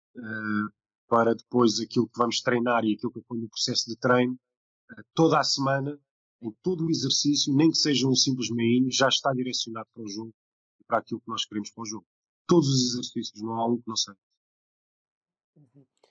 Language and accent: Portuguese; Portugal; sou português